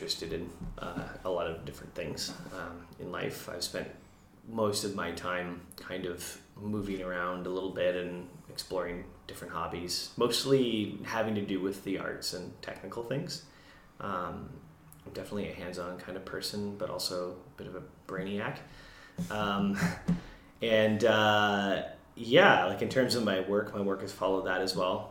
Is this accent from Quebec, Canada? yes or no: no; Windsor, Ontario, Canada; now in British Columbia, Canada; I'm from Ontario, Windsor.